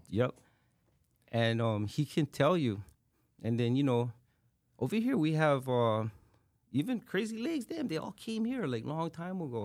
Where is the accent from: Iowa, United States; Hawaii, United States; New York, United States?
Hawaii, United States; Honolulu; I was born and raised on this island